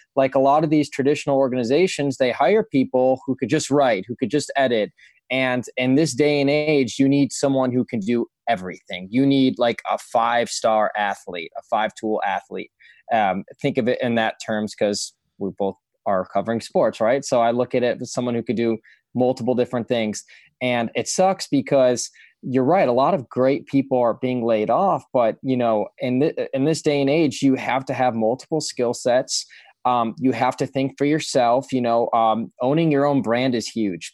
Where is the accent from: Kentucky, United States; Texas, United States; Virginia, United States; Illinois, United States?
Illinois, United States; Chicago; growing up in Chicago